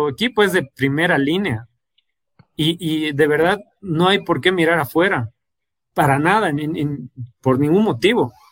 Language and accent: Spanish; Bolivia; si nosotros mismos como bolivianos no creemos en nuestra, nuestra propia población, en nuestras propias personas, las personas que viven en nuestra ciudad